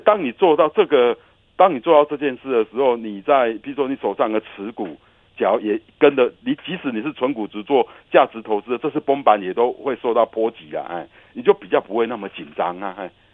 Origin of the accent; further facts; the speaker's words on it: Taiwan; 我们台湾人